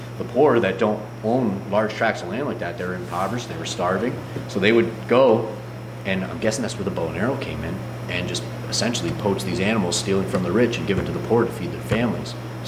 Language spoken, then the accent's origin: English; New York, United States; also born or lived in Ohio; So like, growing up in New York, in Ohio and stuff like that, a nice antlered white-tailed deer, and I'm like, oh, we're going deer hunting.